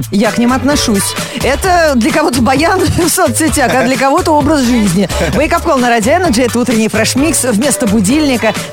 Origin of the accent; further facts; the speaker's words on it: Chelyabinsk, Chelyabinsk Oblast, Russia; я из Челябинска.